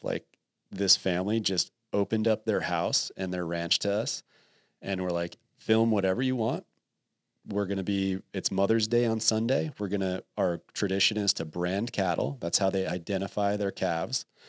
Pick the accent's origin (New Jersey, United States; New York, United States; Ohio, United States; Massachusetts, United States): New Jersey, United States; moved away; also born or lived in Texas; I grew up in New Jersey